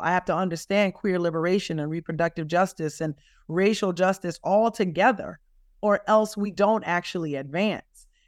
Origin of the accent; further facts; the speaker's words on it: the South, United States; as a Southerner